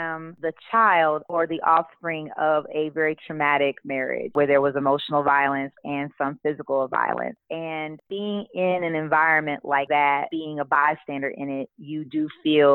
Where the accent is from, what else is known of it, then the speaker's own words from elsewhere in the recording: Kansas City, Missouri, United States; I am from Kansas City, Missouri, KC